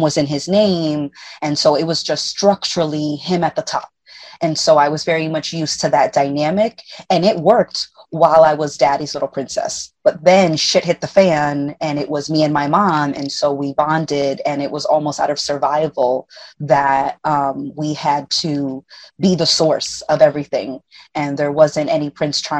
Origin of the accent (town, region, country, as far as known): Puerto Rico